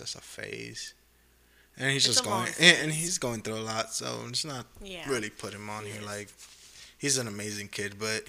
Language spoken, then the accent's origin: English; Jamaica; born there; but when people's like, where are you from? Jamaica. I'm like, because mm-hmm. I was born there. I'm not because my dad is Jamaican. I was literally born in the country.